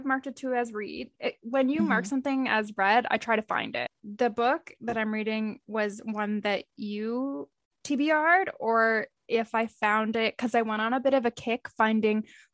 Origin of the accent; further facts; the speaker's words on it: Canada; We're Canadian